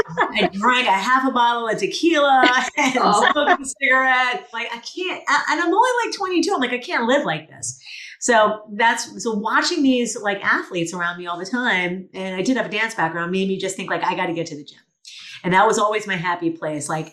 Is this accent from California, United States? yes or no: no; New York, United States; moved away as an adult; also born or lived in Los Angeles; I'm from New York originally